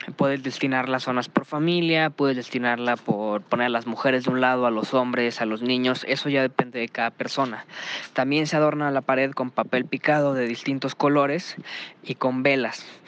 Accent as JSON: {"language": "Spanish", "country": "Mexico", "said": "tenemos nosotros como mexicanos"}